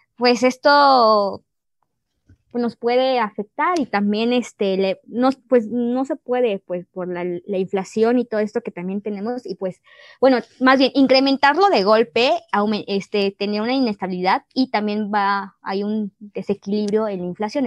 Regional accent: Mexico; somos mexicanas

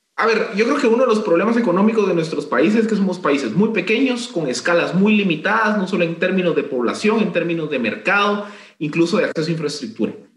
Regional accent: Guatemala; como guatemaltecos

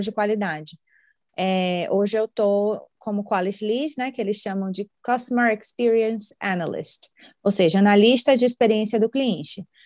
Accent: Salvador, Bahia, Brazil; moved away as an adult; now in Ireland; eu sou de Salvador

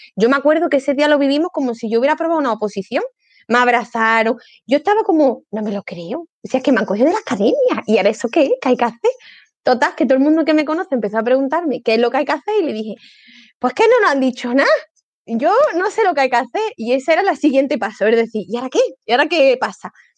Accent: Córdoba, Andalusia, Spain; also born or lived in Province of Cádiz; soy cordobesa y hablo unas hartas de rápido

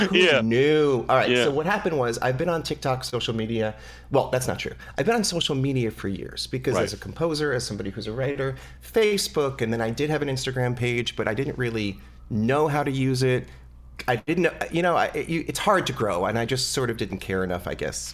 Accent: New Jersey, United States; I was born in New Jersey

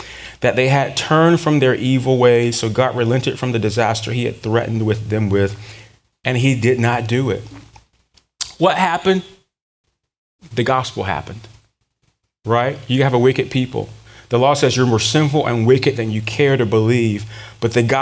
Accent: Durham, North Carolina, United States; growing up in Durham, North Carolina.

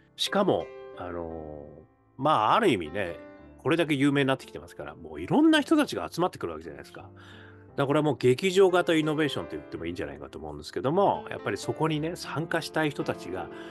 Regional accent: Hokkaido, Japan; now in Tokyo, Japan; 北海道生まれる私

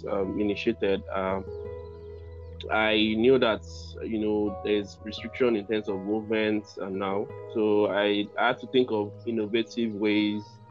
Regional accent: Nigeria; I'm from Nigeria

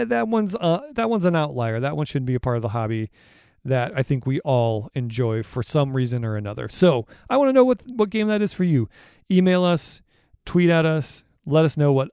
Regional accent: Cleveland, Ohio, United States; I'm from the Cleveland area

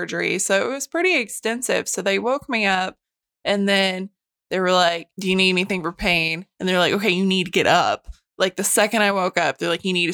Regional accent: Calico Rock, Arkansas, United States; That happened in my hometown where I grew up. They closed Calico Rock.

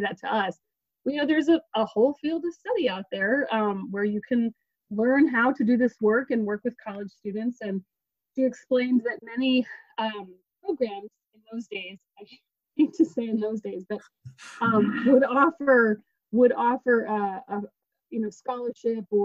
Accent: New Mexico, United States; moved away; I'm actually from New Mexico originally

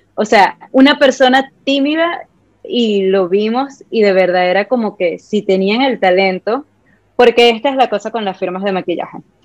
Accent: Ciudad Guayana, Bolívar, Venezuela; soy de Venezuela, de Ciudad Guayana, de Puerto Ordaz

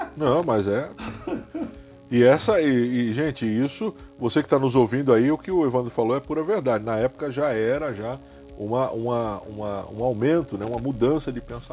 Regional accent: Santos, São Paulo, Brazil; eu fui criado em Santos, São Paulo, é minha cidade né, é, é, é de nascença, é minha cidade natal.

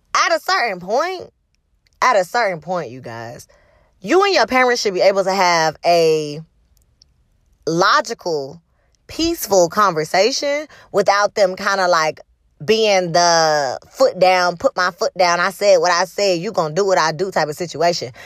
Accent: the South, United States; I grew up in the South

